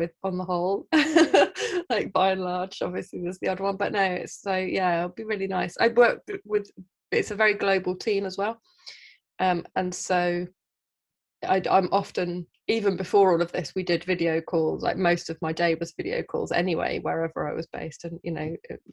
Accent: Midlands, United Kingdom; also born or lived in Southeast London; now in London, United Kingdom; I live in Southeast London. I'm from the Midlands.

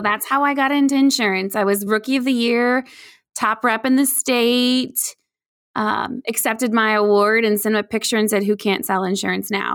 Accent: Indiana, United States; also born or lived in Chicagoland area / Noblesville, Indiana; I, um, am born and raised in Indiana, so I'm here in the cornfields and the soybeans

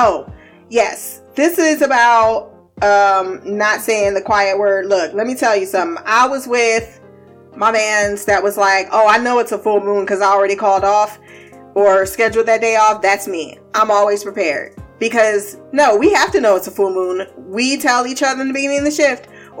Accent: Southern United States, United States; I am from the South, and I can't say how Midwest people are about spades because I didn't really deal with it so much.

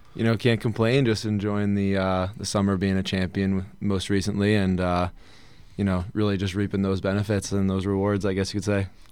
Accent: Poughquag, New York, United States; also born or lived in Salem, Massachusetts; I grew up, uh, town called Pokweg, in a district, uh, Arlington, where Arlington High School is

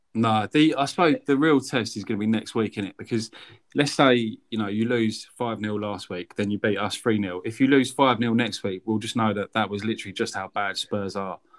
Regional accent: Essex, East of England, United Kingdom; I grew up in Essex

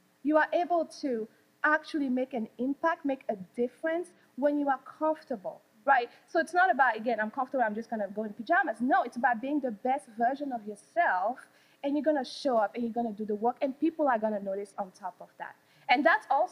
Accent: Wichita, Kansas, United States; moved away; I'm from Wichita, Kansas

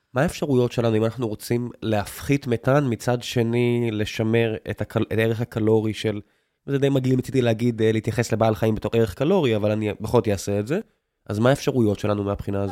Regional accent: Beersheba, Southern District, Israel; moved away; אני מכיר את באר שבע לא רע, נולדתי שם, חייתי שם לפחות חצי מהחיים שלי

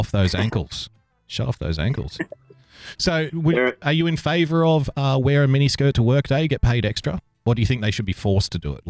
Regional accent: Australia; Now, as an Australian, I can tell you culturally, we are prone to drinking games and drinking obscene amounts of alcohol whenever possible.

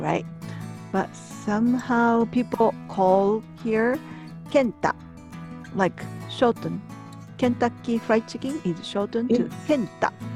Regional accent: Japan; from Japan

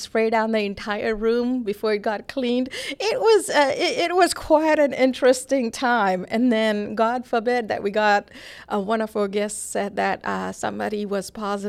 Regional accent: Toronto, Ontario, Canada; now in Atlanta, United States; And which is a reason when you, in contrast to growing up in Toronto, I like this a lot better.

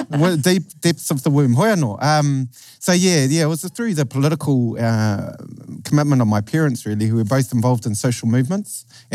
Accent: Tauranga, Bay of Plenty, New Zealand; I grew up in Tauranga with under the I guess in the within the stewardship and care of those three iwi, Ngāti Pūkenga, Ngāi Terangi, Ngāti Ranginui

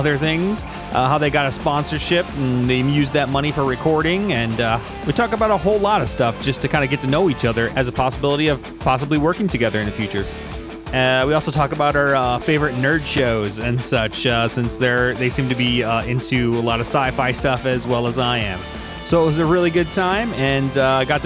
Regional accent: United States; now in Pasadena, United States; I grew up outside Chicago, kind of on the Indiana side

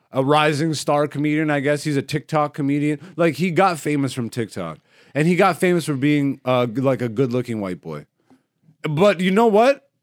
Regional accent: Canada; we end up going to the States as Canadian comedians

